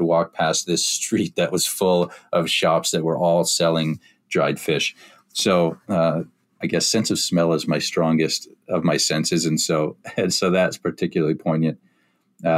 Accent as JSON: {"language": "English", "region": "Midwest of the U.S.", "country": "United States", "tie": "born or raised there", "said": "as I knew it as a kid growing up in the Midwest of the U.S."}